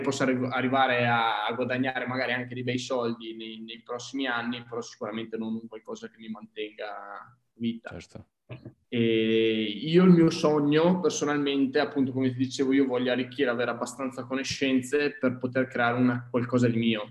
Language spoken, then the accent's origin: Italian; province of Verona, Veneto, Italy; also born or lived in Trento; sono di del lago di Garda, vicino comunque provincia di Verona